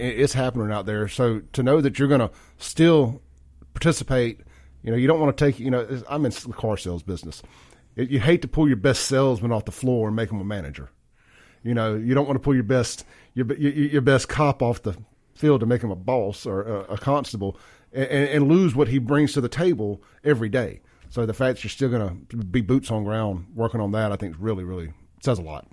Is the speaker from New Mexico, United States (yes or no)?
no; Jackson, Mississippi, United States; also born or lived in Byram; grew up born and raised in Jackson.